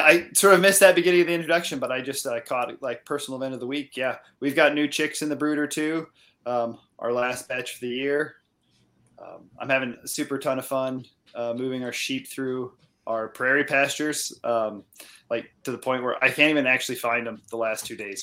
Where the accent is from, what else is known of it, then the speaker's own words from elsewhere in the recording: central Iowa, United States; moved away as an adult; now in Ontario, Canada; I've uh, spent most of my life in Iowa, in central Iowa, and that's where I got started